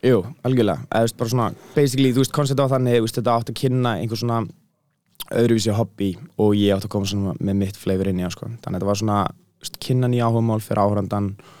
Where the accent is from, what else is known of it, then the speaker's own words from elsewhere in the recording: Iceland; réttar sagt er ég hálf bretti og hálf íslningur en þú veist, ég er búin að búa aðna hérna í laðlæmina þannig að ég myndi segja að ég var miklu meira íslningu frekar en brettið